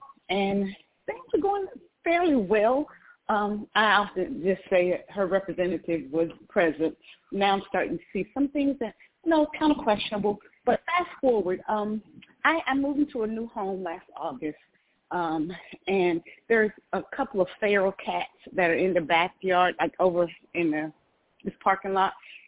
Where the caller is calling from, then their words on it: Atlanta, Georgia, United States; And I'm calling from Atlanta, Georgia.